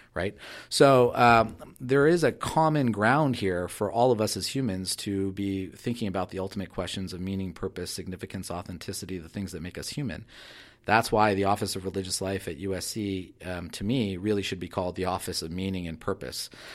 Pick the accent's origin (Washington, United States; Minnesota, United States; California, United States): California, United States; Southern; I was very young when we moved to Southern California